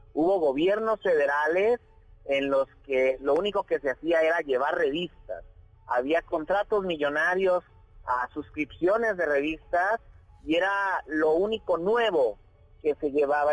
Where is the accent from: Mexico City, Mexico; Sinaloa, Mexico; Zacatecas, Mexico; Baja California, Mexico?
Zacatecas, Mexico; Jalpa; also born or lived in Fresnillo, Zacatecas; yo nací en Jalpa